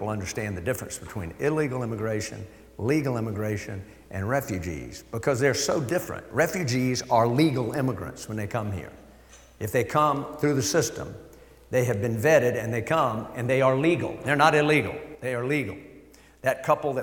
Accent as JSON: {"language": "English", "country": "United States", "tie": "born or raised there", "said": "I grew up in Hampton County"}